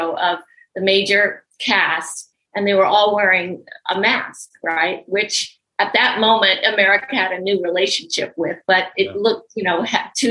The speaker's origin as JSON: {"language": "English", "town": "Los Angeles", "region": "California", "country": "United States", "tie": "born or raised there"}